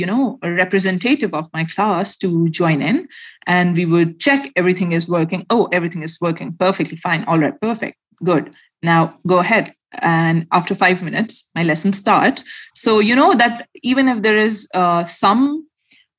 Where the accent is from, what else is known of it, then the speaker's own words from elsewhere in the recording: Khyber Pakhtunkhwa, Pakistan; I am a Pashtun from Pakistan. So I belong from my village that is called Lucky Marwat and Bannu. So every year we used to visit our village every year